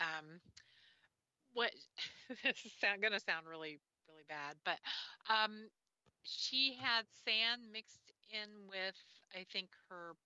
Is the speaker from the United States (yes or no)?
yes; Kansas City, United States; I was living in Kansas City. I grew up in Kansas City